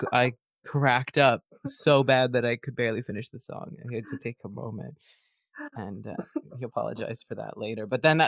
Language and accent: English; Kingston, Ontario, Canada; my hometown, Kingston, Ontario